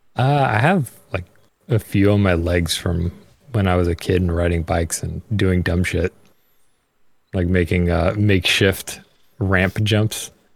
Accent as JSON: {"language": "English", "region": "New York", "country": "United States", "said": "I'm from New York"}